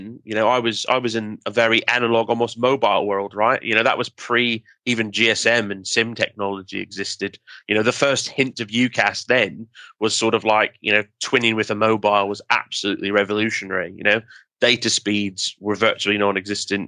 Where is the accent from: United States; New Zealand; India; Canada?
Canada; being Canadian